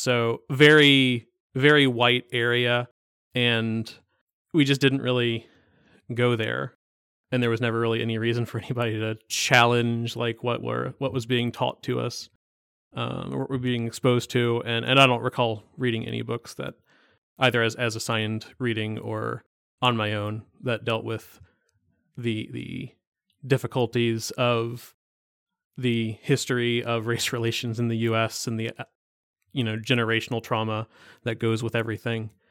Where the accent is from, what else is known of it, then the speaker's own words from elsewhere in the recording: East Coast, United States; moved away; I'm from the East Coast